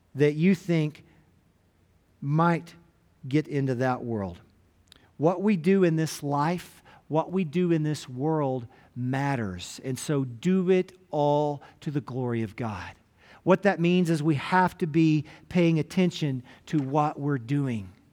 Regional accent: Gruver, Texas, United States; moved away; my hometown of Groover, Texas, up in Hansford County

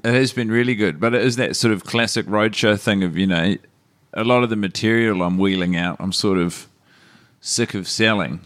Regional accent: Christchurch, Canterbury, New Zealand; moved away; experiences growing up in Christchurch

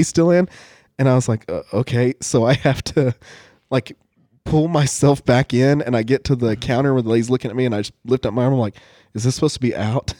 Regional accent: United States; I'm Native American

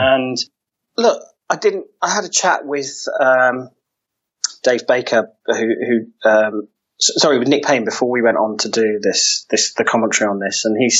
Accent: Wales, United Kingdom; And what it meant for us as the Welsh men's foil team was that we often performed way above our individual ability

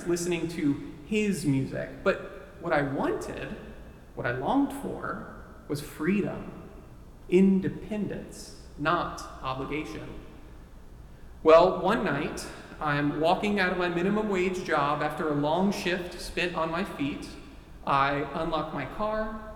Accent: Texas, United States; Texas, my home state

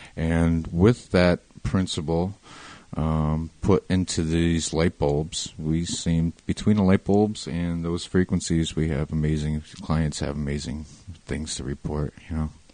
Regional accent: Waldwick, New Jersey, United States; moved away as an adult; now in Point Pleasant, United States; Originally, I'm from Bergen County, New Jersey, in a little town called Waldwick

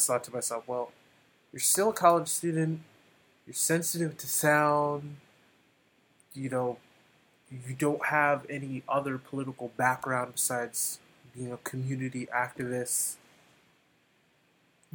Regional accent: New Haven, Connecticut, United States; also born or lived in Hamden, Connecticut; I grew up in, I was born at St. Raphael's Hospital, and we grew up in East Rock.

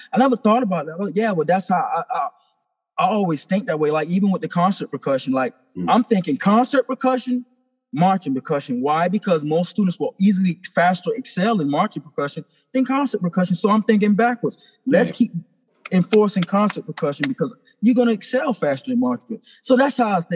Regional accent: St. Stephen, South Carolina, United States; I grew up in St. Stephen, South Carolina

